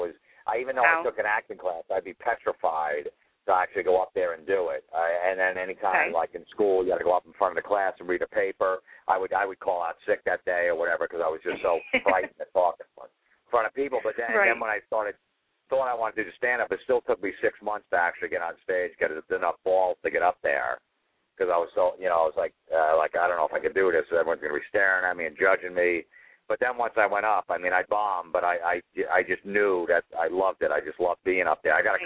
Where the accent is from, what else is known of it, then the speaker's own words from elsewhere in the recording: New Jersey, United States; also born or lived in Fort Lauderdale, Florida; I grew up in New Jersey, pretty much lived here most of my life. I lived a few years down in Fort Lauderdale, Florida